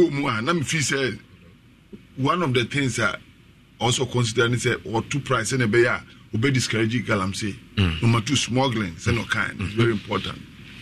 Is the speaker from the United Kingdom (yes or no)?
no; Ghana; I'm a Ghanaian